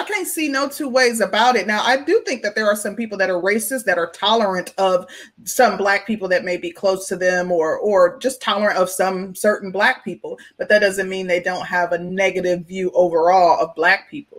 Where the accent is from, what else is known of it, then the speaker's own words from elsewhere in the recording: Midwest, United States; And I'm from the Midwest, so I'm somewhat familiar with Ohio.